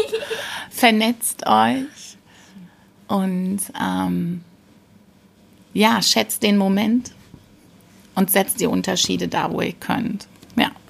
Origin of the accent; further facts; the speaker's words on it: Rhineland, Germany; ich komme aus dem Rheinland, bin hier in Hessen und ähm, ich genieße die Zugfahrt insbesondere und für jeden Kilometer, den ich meiner Heimat näher komme.